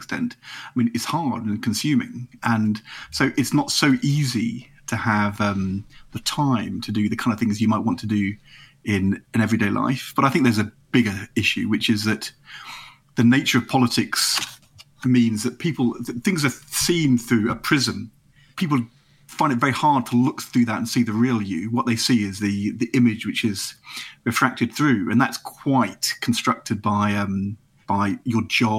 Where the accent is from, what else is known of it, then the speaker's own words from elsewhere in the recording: Nottingham, East Midlands, United Kingdom; also born or lived in Norwich; We moved from Norwich when I was 8 to Nottingham. But I came from Norwich